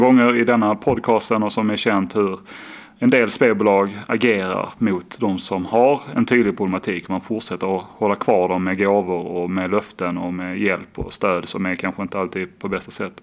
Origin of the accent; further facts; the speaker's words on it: Skåne, Sweden; now in Gothenburg, Sweden; Jag är eh, från Skåne, bor då i Göteborg